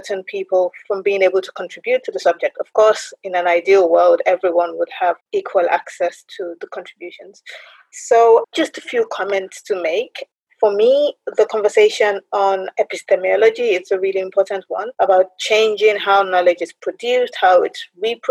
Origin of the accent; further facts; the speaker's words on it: Nigeria; I'm Nigerian in origin